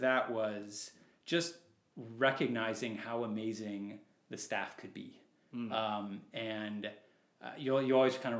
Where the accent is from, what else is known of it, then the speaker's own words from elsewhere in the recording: San Diego, California, United States; we grew up in San Diego